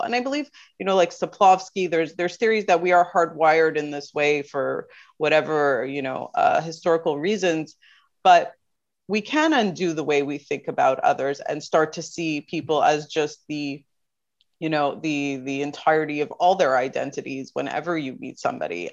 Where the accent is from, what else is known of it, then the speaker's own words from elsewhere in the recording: Canada; I was born and raised in Canada.